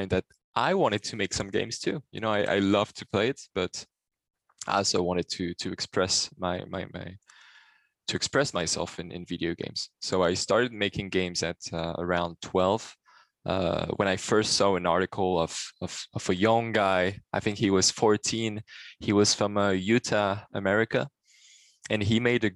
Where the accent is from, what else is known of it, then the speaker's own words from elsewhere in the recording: Paris, Île-de-France, France; also born or lived in Brittany / Switzerland; I was born in the south and then moved to Paris with my family, and then grew up a little bit between Brittany and Paris. This is where I spent most of my childhood